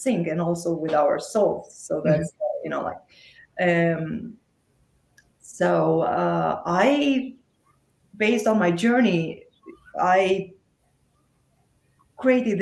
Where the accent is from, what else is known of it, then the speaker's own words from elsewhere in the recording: Romania; moved away as an adult; now in United States; I'm originally from Romania. So I was still in Romania at that time.